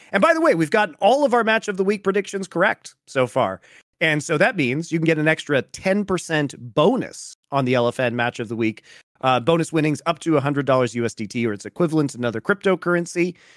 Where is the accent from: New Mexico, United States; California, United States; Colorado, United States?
Colorado, United States; now in Los Angeles, United States; going back to my home state